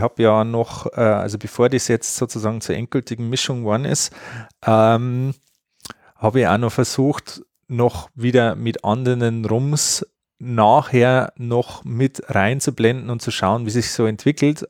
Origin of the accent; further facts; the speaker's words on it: Bavaria, Germany; bei uns in Bayern